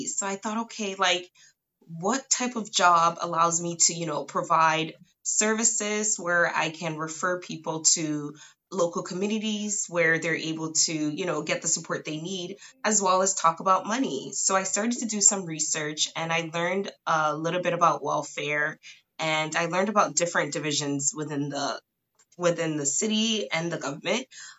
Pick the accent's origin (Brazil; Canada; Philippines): Canada; right now I am located in Toronto, Ontario. So I am Canadian.